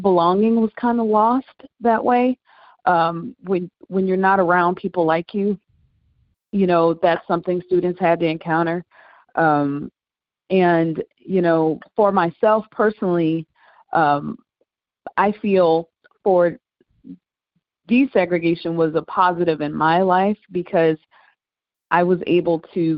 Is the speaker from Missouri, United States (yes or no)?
yes; St. Louis, Missouri, United States; I'm from St. Louis, and in St. Louis, we have a desegregation program where our Black kids are bused